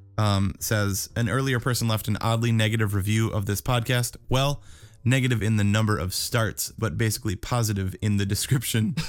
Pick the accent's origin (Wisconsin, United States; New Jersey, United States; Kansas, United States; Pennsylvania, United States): Wisconsin, United States; we're from Wisconsin.